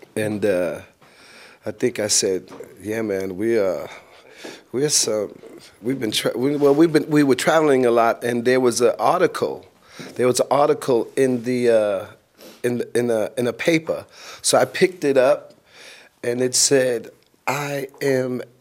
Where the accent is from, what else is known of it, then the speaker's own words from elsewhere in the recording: New York, United States; now in Los Angeles, United States; home base is Los Angeles, but home is New York